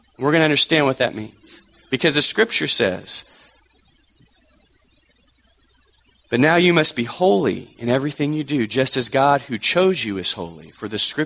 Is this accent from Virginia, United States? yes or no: no; Texas, United States; moved away; Growing up in Texas